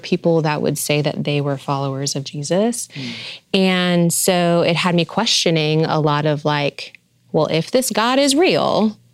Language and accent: English; New York, United States; now in Arizona, United States; when I moved to the desert, I'm from New York.